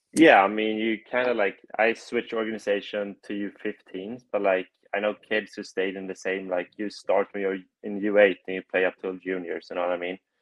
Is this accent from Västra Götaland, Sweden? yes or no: yes; Gothenburg, Västra Götaland, Sweden; moved away as an adult; also born or lived in Pueblo, Colorado; now in Chicago, United States; I'm from Gothenburg, Sweden